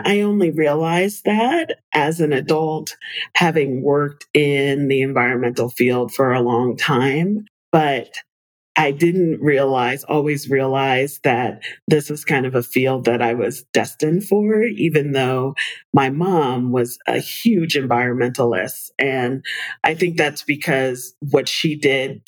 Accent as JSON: {"language": "English", "town": "New York City", "region": "New York", "country": "United States", "tie": "born or raised there", "said": "I was born in the Bronx, and they spent a lot of time when I was a kid getting us out into nature, even though we were in the middle of one of the biggest cities in the world"}